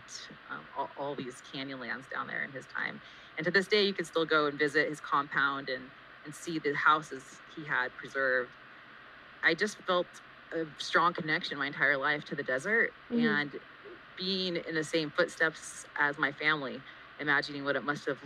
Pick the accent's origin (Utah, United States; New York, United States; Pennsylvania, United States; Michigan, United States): Utah, United States; Draper; I grew up in Draper, Utah